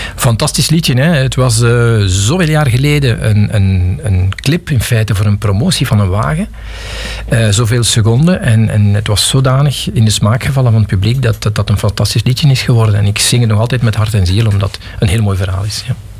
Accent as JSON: {"language": "Dutch", "area": "Pajottenland", "region": "Flanders", "country": "Belgium", "tie": "born or raised there", "also_born_or_lived": "Geraardsbergen / Galmaarden / Forest (Brussels)", "lives_now": "Lot, Belgium", "said": "ik ben iemand die uit Pajotland komt. Ik ben geboren in Gerardsbergen in 65. En ik heb toen nog eh, tot mijn 4, 5 jaar in Galmaarden gewoond"}